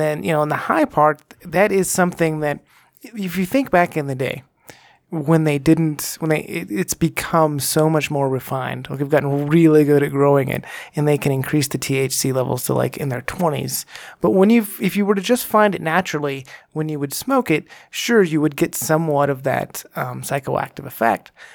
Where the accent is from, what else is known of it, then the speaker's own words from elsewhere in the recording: Texas, United States; moved away as an adult; now in Colorado, United States; growing up in Texas, when I did in the nineties